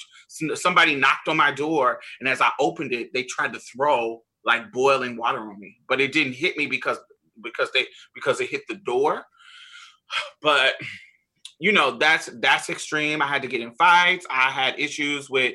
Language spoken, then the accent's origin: English; Indiana, United States; moved away; also born or lived in Boston, Massachusetts / Mississippi; I'm from Indiana. So that's like the Midwest